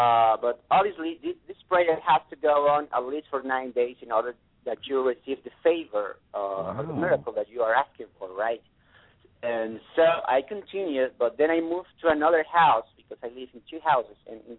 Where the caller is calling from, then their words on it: San Antonio, Texas, United States; San Antonio.